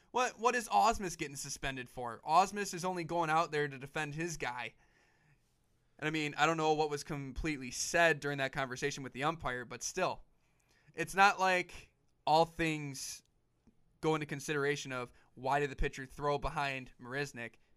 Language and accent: English; Detroit, Michigan, United States; we're from Detroit, obviously, but, you know, or from the Detroit area, rather